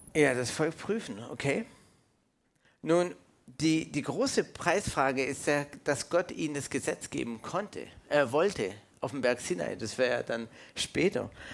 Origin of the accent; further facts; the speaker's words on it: Canada; now in Germany; ich bin aus Kanada, ich bin ursprünglich äh, Kanadier, äh, in Kanada geboren